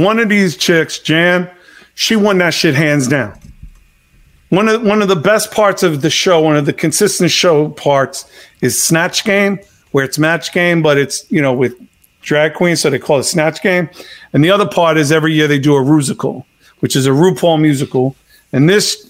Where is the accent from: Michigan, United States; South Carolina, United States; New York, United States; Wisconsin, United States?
New York, United States; When I was growing up in New York